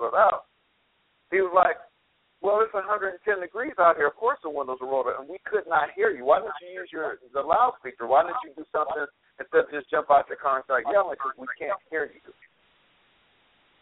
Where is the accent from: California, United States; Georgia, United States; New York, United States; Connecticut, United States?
California, United States; Los Angeles area; I grew up in Los Angeles, the Los Angeles area, not Los Angeles, I live in L.A.